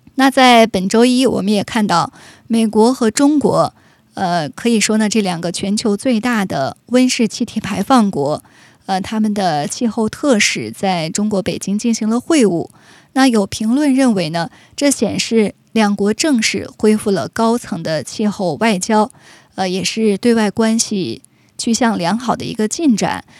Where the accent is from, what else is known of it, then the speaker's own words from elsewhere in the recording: Canada; 我们加拿大人